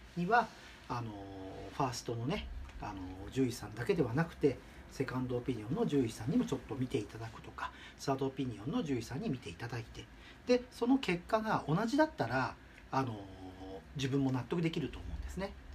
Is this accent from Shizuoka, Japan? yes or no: yes; Shimizu, Shizuoka, Japan; also born or lived in Tokyo; 故郷の静岡県東部にある清水町に戻ってきました